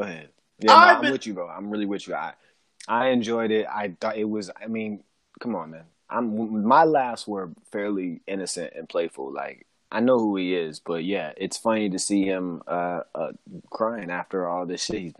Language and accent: English; Oakland, California, United States; If I was growing up with Dame, and I'm from Oakland, and he from Oakland